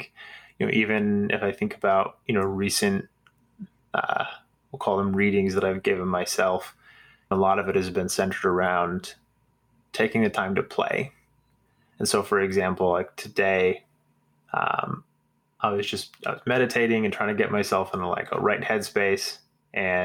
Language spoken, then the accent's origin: English; Nebraska, United States; I grew up in Nebraska in the 90s.